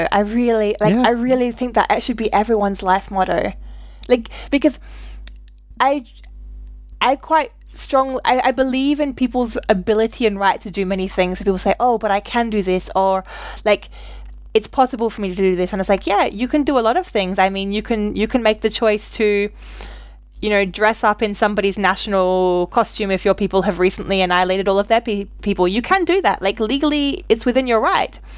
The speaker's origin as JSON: {"language": "English", "country": "Australia", "said": "I'm Australian"}